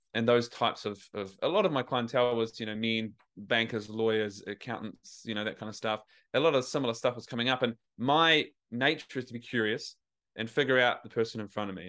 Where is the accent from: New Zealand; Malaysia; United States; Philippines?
New Zealand; moved away as an adult; now in Australia; I live in Australia, I'm from New Zealand, but I was trying to grapple with my accent.